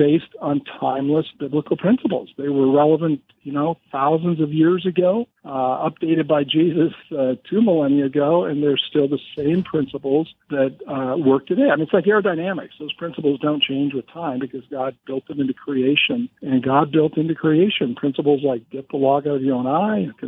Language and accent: English; Montana, United States; also born or lived in California; Born and raised in Montana, also known as the Porch of Heaven.